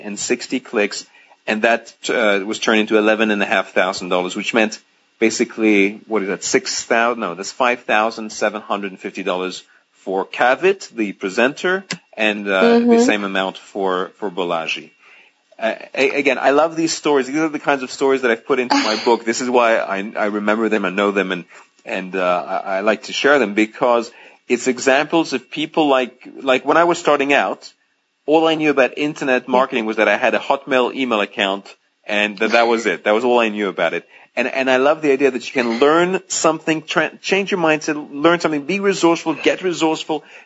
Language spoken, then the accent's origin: English; Greece; English is a second language; moved away; also born or lived in France; I'm French and I grew up in Greece. So English is my third language.